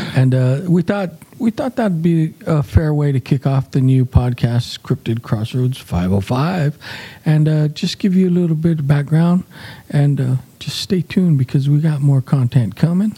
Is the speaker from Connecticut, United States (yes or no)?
no; New Mexico, United States; we're from the New Mexico area